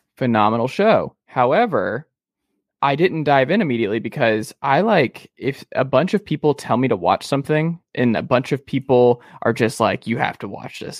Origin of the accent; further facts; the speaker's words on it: Atlanta, Georgia, United States; I'm from Atlanta